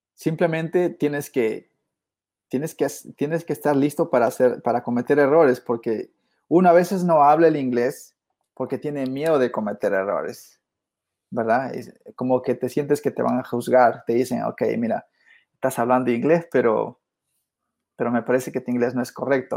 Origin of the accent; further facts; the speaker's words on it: Peru; moved away as an adult; now in United States; originalmente, como te dije, soy de Perú y, este, y he sido pues este hijo de agricultor, de cafetalero en Perú